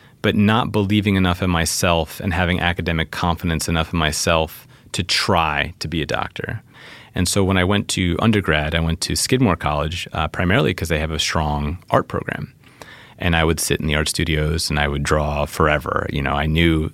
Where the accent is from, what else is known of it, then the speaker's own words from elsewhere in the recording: New York City, New York, United States; Growing up in New York City, you ride the subway